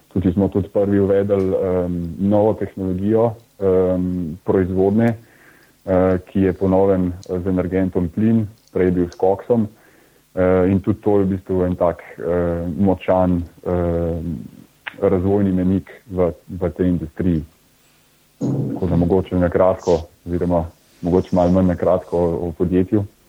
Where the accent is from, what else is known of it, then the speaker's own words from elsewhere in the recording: Bled, Upper Carniola, Slovenia; prihajam z Bleda, uh, tako da sem obiskoval uh, gimnazijo Selice